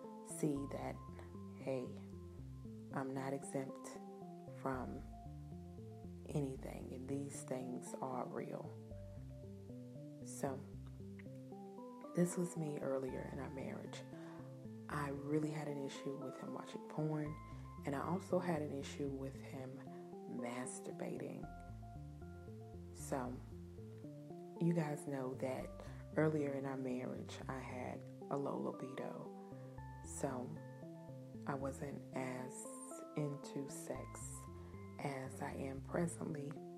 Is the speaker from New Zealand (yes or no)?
yes; New Zealand; I am Kiwi.